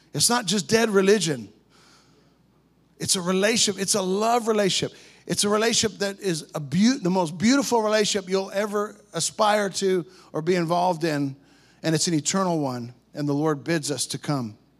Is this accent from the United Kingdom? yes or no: no; Canada; We're Canadian boys.